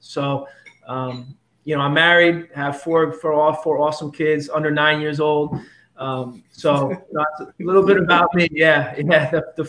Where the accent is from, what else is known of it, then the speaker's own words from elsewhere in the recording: Middletown, New York, United States; also born or lived in Queens, New York / Otisville, New York; I pretty much have been a lifelong resident of Orange County. I mean, I was born in Queens, New York.